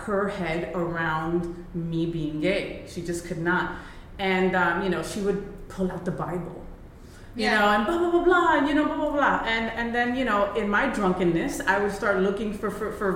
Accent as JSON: {"language": "English", "region": "New Jersey", "country": "United States", "tie": "born or raised there", "said": "I was born in Jersey, which is the armpit of the United States, right? And, you know, my parents are Colombian Puerto Rican"}